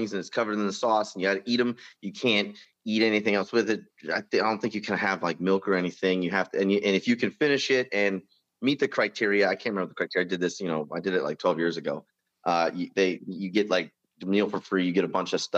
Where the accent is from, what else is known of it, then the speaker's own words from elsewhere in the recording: Philadelphia, Pennsylvania, United States; moved away as an adult; also born or lived in Germany / Fort Riley, Kansas; I'm a kid from Pennsylvania, inner city Philly